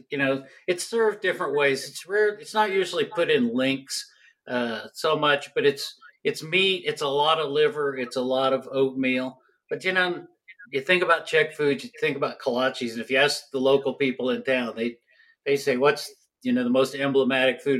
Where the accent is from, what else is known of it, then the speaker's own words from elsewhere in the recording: Kansas, United States; now in Colorado, United States; I grew up in Kansas.